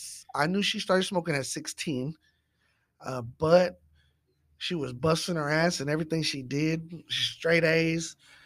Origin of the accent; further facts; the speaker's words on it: Dallas, Texas, United States; Well, definitely I am from Lake Highlands. … I'm 38 years old.